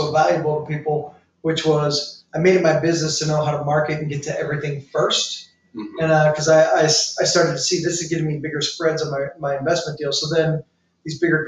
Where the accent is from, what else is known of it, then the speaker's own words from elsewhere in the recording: St. Louis, Missouri, United States; also born or lived in Tampa; now in St. Petersburg, United States; born and raised in St. Louis, lived in Tampa, St. Pete now